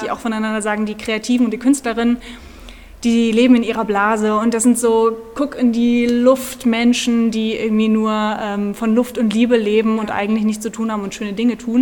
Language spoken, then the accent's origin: German; Orferode, Hesse, Germany; ich bin gebürtige Nordhessen. Wow. Das ist äh, im süßen kleinen Kaff Orferode.